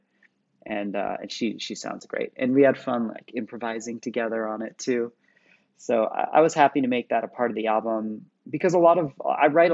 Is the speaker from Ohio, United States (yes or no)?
no; Santa Cruz, California, United States; I grew up in the Bay Area, in California, or Santa Cruz, just below the Bay Area